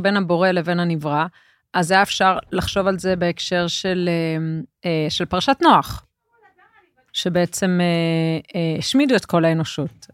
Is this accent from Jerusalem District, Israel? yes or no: yes; Jerusalem, Jerusalem District, Israel; אני ירושלמית